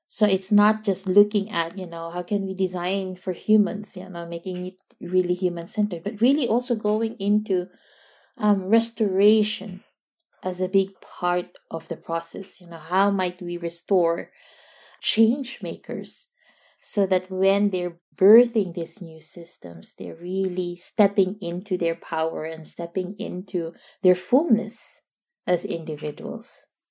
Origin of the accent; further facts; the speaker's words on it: Philippines; now in Netherlands; being a Filipino and, and being in a, a, a very, yeah, extended